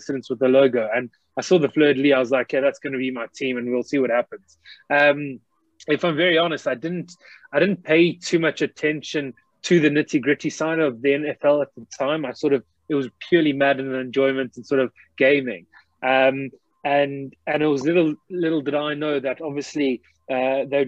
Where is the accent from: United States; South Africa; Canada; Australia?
South Africa; accent: South African; also born or lived in England; I've actually got a bit of a South African twang. So I was born in England, actually in the United Kingdom, but grew up in South Africa. So I did all my schooling